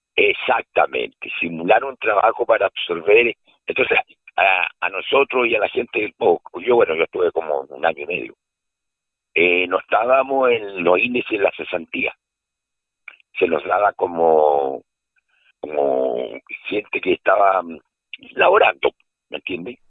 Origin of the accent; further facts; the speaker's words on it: Quitratúe, Araucanía, Chile; also born or lived in Puente Alto / Valdivia; yo soy nacido en Puente Alto, pero estoy radicado en el sur de Chile y me crié unos años en, en el sur, en una localidad que se llama Quitratúe, cerca de Temuco.